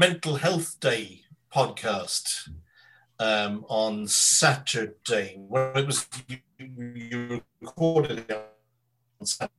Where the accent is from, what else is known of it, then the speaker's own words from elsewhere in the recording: London, United Kingdom; born there; But I sort of lived in London, and I was born in London, so I have this kind of. It's not my accent.